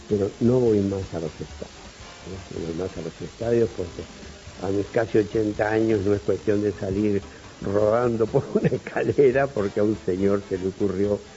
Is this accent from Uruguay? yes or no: yes; Montevideo, Uruguay; moved away as an adult; soy un montevillano de clase media